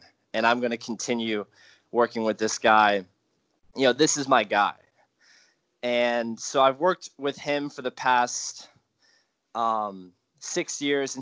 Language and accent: English; Chestertown, Maryland, United States; moved away as an adult; I grew up in Maryland. And, you know, I grew up kind of like at a small course in Chestertown.